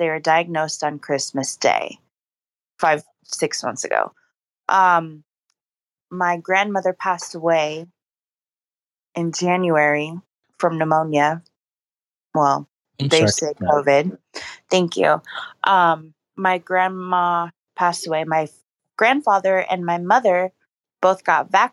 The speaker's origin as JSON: {"language": "English", "region": "California", "country": "United States", "tie": "born or raised there", "moved": "as an adult", "lives_now": "Tucson, United States", "said": "I was born and raised in California up until the end of March this year. I relocated to Tucson, Arizona."}